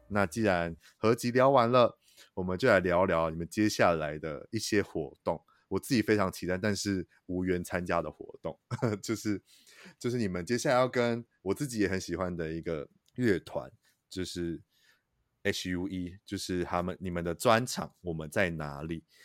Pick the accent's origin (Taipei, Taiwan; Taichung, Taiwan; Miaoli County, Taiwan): Taichung, Taiwan; 因为我是台中人，然后现在在台中嗯。生活